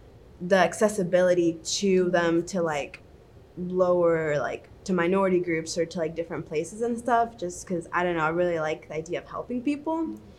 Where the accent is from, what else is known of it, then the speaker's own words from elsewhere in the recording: Heber Springs, Arkansas, United States; now in Kansas City, United States; I'm from Heber Springs, Arkansas. It's a really small town. But we have a beautiful lake.